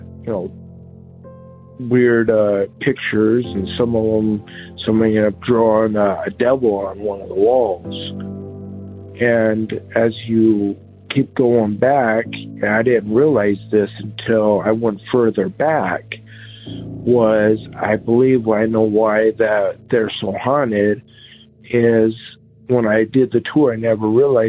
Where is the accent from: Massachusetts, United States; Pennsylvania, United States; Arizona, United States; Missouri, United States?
Arizona, United States; Seligman; moved away; also born or lived in Holbrook, Arizona; my hometown of Seligman, Arizona, and of Holbrook, Arizona, where I also lived